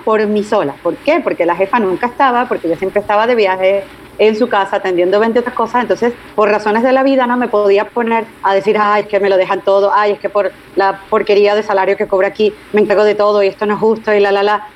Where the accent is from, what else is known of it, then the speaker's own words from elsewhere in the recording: Caracas, Capital District, Venezuela; moved away as an adult; also born or lived in Puerto Rico / Spain; mi ciudad natal, en Caracas